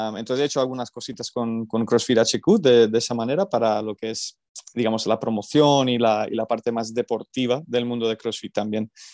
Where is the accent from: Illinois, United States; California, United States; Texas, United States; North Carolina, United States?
California, United States; moved away as an adult; also born or lived in Extremadura, Spain; now in Alcalá de Henares, Spain; yo soy originalmente de California, nací allí, me crié allí, fui al instituto allí, fui a la universidad allí